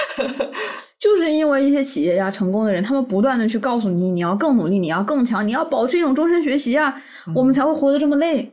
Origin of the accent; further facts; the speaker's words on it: Wuhan, Hubei, China; 我们武汉人